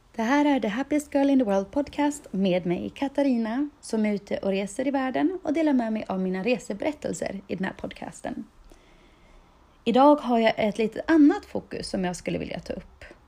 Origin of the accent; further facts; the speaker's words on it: Dalarna County, Sweden; min etikett som jag gärna bär med mig med stolthet som Dalkulla